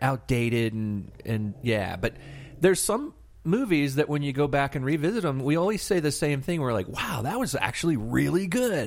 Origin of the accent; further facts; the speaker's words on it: Tallahassee, Florida, United States; now in Atlanta, United States; my hometown, Tallahassee, Florida